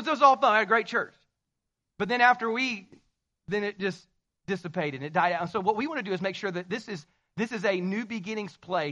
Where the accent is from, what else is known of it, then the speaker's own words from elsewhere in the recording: the South, United States; I'm from the South, so we say y'all